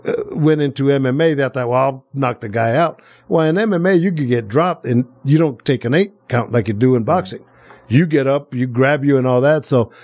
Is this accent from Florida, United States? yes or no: no; Planada, California, United States; The 209, which we grew up in, right? Planada, my hometown